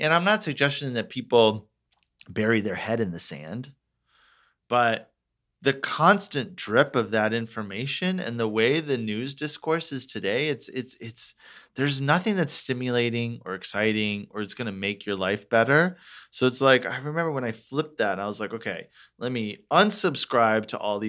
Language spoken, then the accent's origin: English; Orlando, Florida, United States; moved away as an adult; also born or lived in Detroit, Michigan / Atlanta, Georgia; now in Los Angeles, United States; It's called Orlando, Florida. I was born in Detroit, grew up, like did middle school, high school in Orlando.